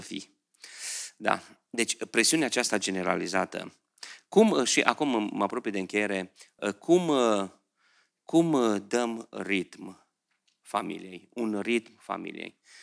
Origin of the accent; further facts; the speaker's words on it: Beclean, Bistrița-Năsăud, Romania; moved away as an adult; also born or lived in Oradea; Eu am, m-am născut lângă Someș acolo, în Beclian, da? La 5 ani în vacanța când trebuia să me, ă, intrăm la grădiniță în grupa mare, la 5 ani mergeam cu prieteni la Someș